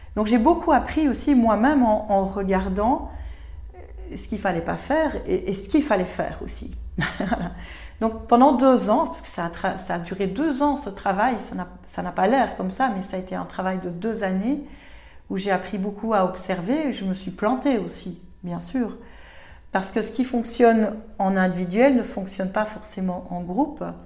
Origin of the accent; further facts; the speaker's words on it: Belgium; chez nous en Belgique